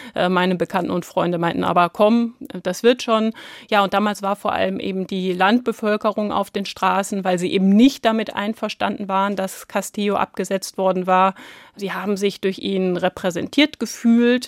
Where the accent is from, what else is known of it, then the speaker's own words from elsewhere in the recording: Hamburg, Germany; Ich komme aus Hamburg